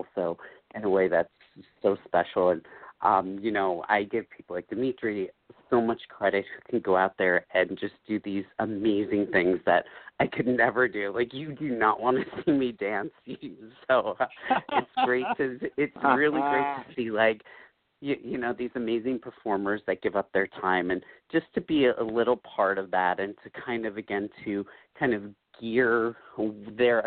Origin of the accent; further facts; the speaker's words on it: northern New Jersey, United States; also born or lived in Colombia; I grew up in New Jersey, northern New Jersey, my whole life